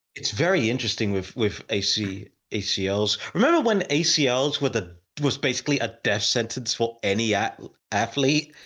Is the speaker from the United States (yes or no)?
no; United Kingdom; I'm British